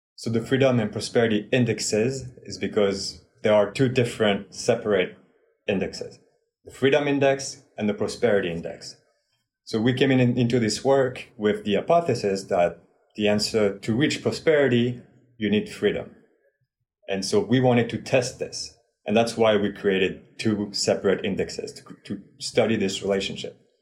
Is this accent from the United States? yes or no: no; France; moved away; I am originally from France